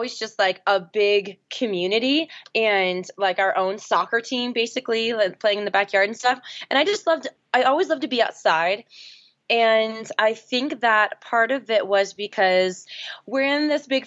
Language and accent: English; Seattle, Washington, United States; now in Boulder, United States; I grew up in Seattle, Washington, now live in Boulder, Colorado